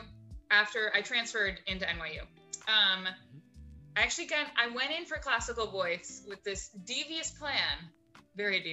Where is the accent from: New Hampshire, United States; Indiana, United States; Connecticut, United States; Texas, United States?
New Hampshire, United States; moved away as an adult; also born or lived in New York City; I grew up in New Hampshire